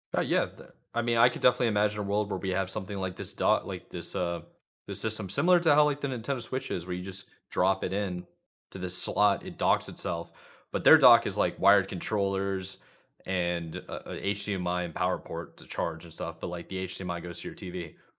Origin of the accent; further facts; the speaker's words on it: Charlotte, North Carolina, United States; Charlotte, and that's, like, that's in, that's my hometown